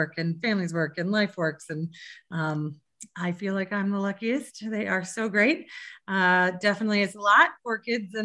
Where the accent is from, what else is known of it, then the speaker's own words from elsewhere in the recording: Fort Collins, Colorado, United States; also born or lived in Boston; I'm from Fort Collins. I grew up here, actually in this house